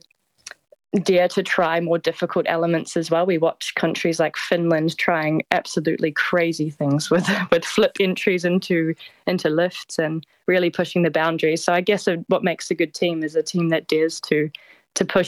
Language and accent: English; Christchurch, Canterbury, New Zealand; now in 's-Hertogenbosch, Netherlands; I was born in Christchurch.